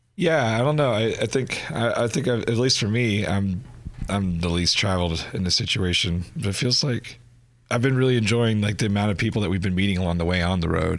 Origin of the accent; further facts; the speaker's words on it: Kerrville, Texas, United States; now in Austin, United States; my hometown, Kerrville